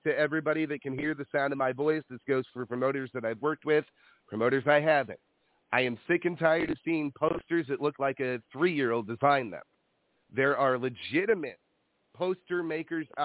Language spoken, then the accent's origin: English; Illinois, United States; now in California, United States; I come from Illinois.